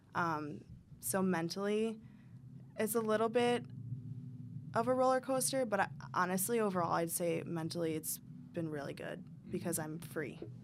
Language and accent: English; Michigan, United States; I grew up in Michigan, in a small town.